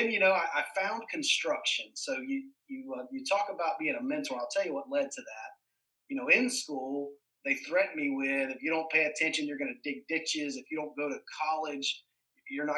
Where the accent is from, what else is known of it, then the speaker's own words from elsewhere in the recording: Polk County, Florida, United States; I grew up right here in Polk County. I'm a fifth generation Floridian, so right here native to Polk County.